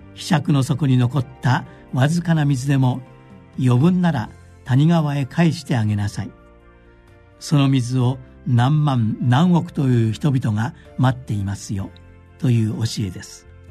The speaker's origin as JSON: {"language": "Japanese", "town": "Fujisato", "region": "Akita", "country": "Japan", "tie": "born or raised there", "said": "私の地元秋田県藤里町は世界自然遺産白神山地の麓にあります"}